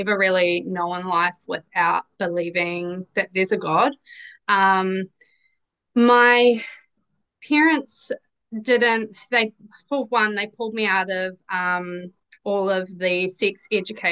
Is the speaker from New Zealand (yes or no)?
yes; New Zealand; accent: Kiwi; I am a Kiwi, as you can obviously probably tell from my accent.